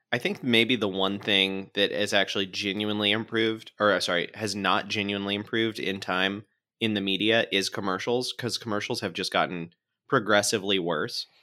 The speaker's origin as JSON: {"language": "English", "region": "Florida", "country": "United States", "said": "my home state of Florida"}